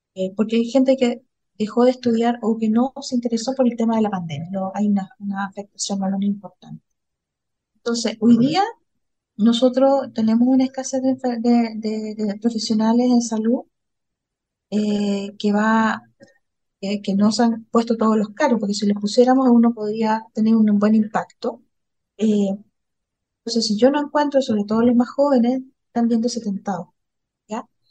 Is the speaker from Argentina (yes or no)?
no; Valparaíso, Chile; vengo de la región de Valparaíso